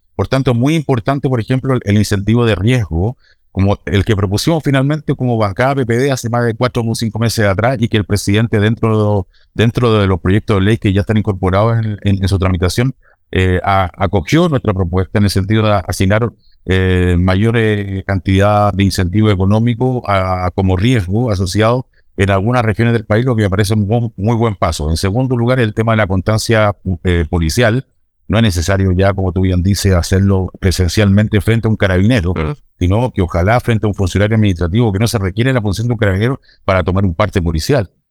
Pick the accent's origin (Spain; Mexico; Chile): Chile; Puerto Montt, Los Lagos; yo soy de Puerto Montt, estoy en la comuna de Puerto Montt en estos momentos